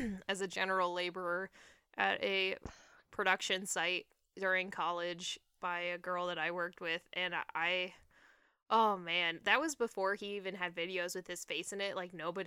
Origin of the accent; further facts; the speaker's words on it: Phoenix, Arizona, United States; And like I said, I grew up in Phoenix